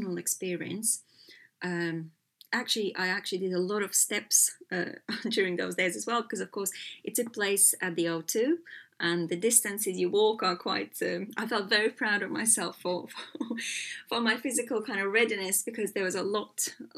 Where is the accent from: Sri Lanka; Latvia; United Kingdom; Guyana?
Latvia; moved away as an adult; also born or lived in Los Angeles, United States; I was born in Latvia when we were still behind the kind of the Soviet rule